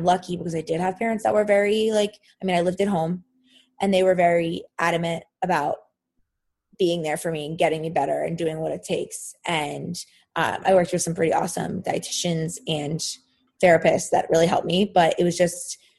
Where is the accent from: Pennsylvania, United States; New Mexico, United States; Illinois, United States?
Pennsylvania, United States; Philadelphia; I'm from Philadelphia.